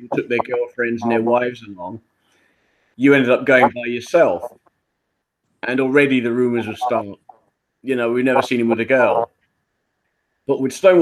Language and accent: English; London, United Kingdom; also born or lived in Wimbledon, London; I was born in Wimbledon, southwest London, and I lived my life so far in Balham. That's where I grew up.